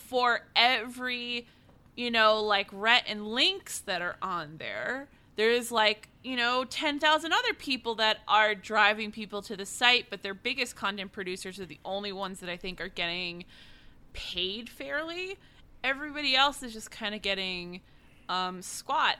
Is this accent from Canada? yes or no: no; East Coast, United States; also born or lived in New York City; I was born and raised on the East Coast.